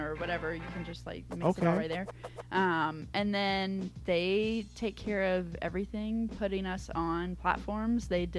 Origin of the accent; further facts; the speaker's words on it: North Carolina, United States; I grew up in North Carolina, and so women's soccer there is huge.